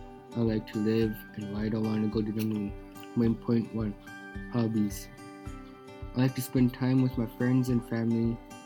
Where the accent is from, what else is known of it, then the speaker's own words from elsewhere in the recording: Napakiak, Alaska, United States; Napakiak is my hometown.